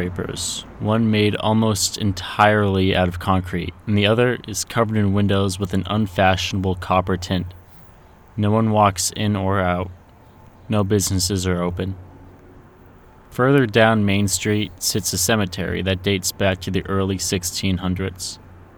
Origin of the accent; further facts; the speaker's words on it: Hartford, Connecticut, United States; I was born in Hartford, and I've lived in and around it pretty much my entire life